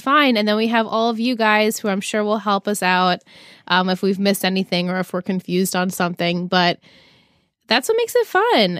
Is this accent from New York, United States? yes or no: yes; Long Island, New York, United States; I'm from Long Island.